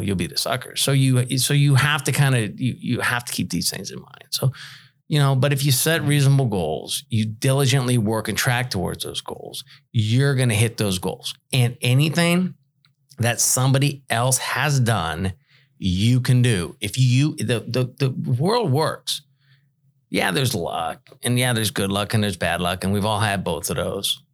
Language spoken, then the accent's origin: English; Bay Area, California, United States; moved away; I'm from the Bay Area in California